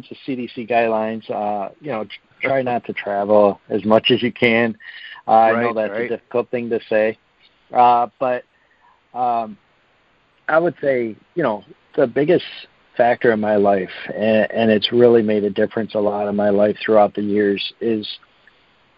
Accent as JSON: {"language": "English", "country": "United States", "said": "being an American"}